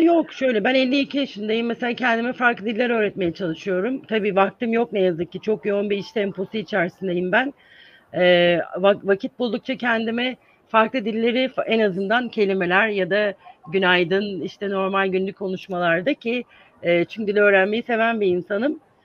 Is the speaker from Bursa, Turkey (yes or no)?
no; İzmir, Turkey; moved away as an adult; also born or lived in Ankara, Turkey; now in United States; 1970 yılında İzmir'de doğdum ve orada büyüdüm.